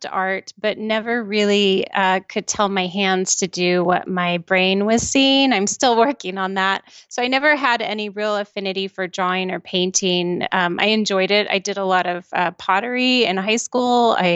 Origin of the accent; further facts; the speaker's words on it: California, United States; also born or lived in Mexico City, Mexico; I grew up all over California. My mother uh, kind of had a bit of wanderlust, so we moved for most of my life every couple of years, but mostly it was in California. And then uh, I lived in Mexico City for about three and a half years.